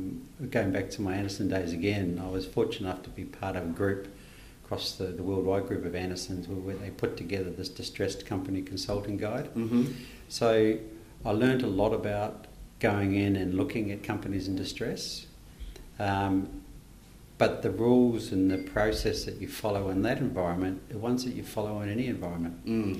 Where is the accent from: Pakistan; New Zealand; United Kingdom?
New Zealand; born there; Okay, for fear that you may terminate this podcast early, I'm a Kiwi by birth.